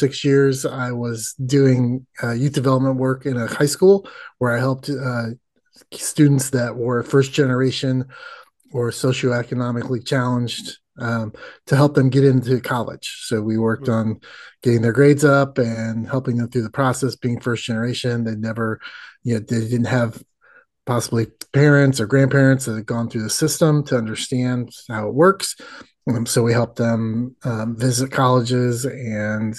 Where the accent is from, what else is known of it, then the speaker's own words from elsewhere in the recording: Indiana, United States; moved away; I grew up in the Midwest like you did. In the wonderful state of Indiana